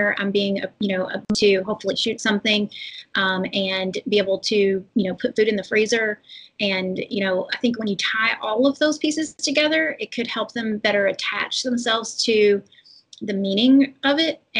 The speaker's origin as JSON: {"language": "English", "region": "Kentucky", "country": "United States", "tie": "born or raised there", "said": "I'm from Kentucky, like from a city, but we definitely had, you know, we had all the wild game"}